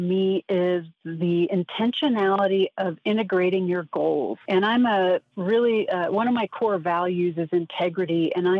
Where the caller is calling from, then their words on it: Denver, Colorado, United States; I am calling from Denver, Colorado.